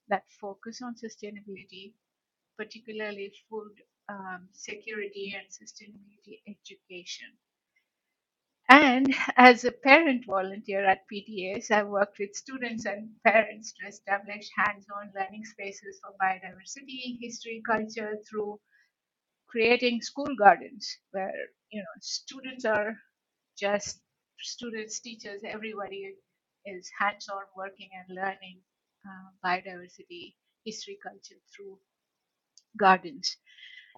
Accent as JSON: {"language": "English", "country": "India", "also_born_or_lived": "Canada", "moved": "yes", "lives_now": "United States", "said": "Geographically, I'm from India, earlier part of my life, mm-hmm. and the latter parts of my life has been in the US and Canada for the past few decades."}